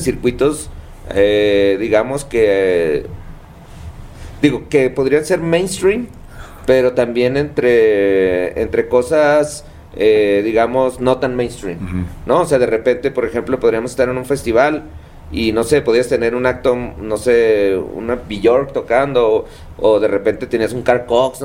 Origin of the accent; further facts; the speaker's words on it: Tijuana, Baja California, Mexico; soy, digamos, un local ahí de playas de Tijuana